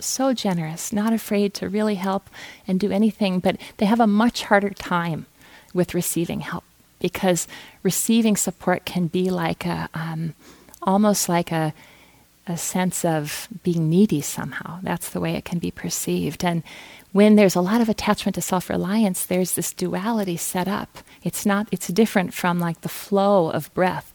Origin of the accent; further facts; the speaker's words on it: Fargo, North Dakota, United States; I grew up in Fargo, North Dakota